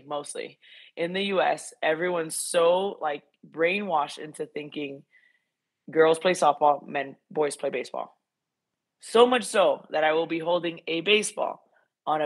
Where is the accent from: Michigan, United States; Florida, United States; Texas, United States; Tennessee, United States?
Florida, United States; Miami; I grew up in Miami, Florida